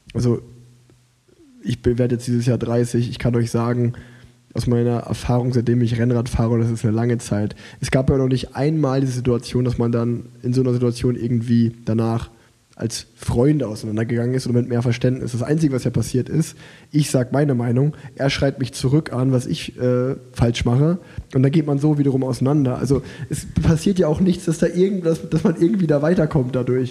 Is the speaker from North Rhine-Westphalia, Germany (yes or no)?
yes; Unna, North Rhine-Westphalia, Germany; born or raised there; moved away